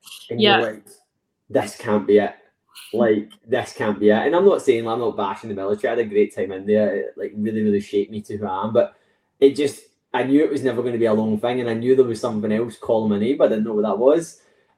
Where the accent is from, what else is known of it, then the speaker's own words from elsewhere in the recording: West Coast of Scotland, United Kingdom; I'm from West Coast of Scotland